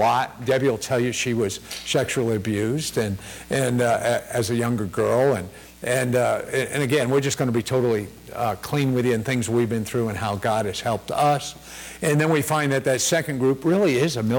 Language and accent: English; Connecticut, United States; I was born and raised in Connecticut and did some summers in New York working for my uncle at an Italian restaurant